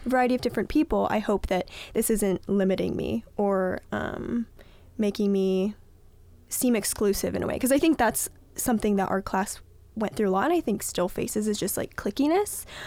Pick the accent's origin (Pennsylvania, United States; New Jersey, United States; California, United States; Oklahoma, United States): California, United States; Southern; I am from Southern California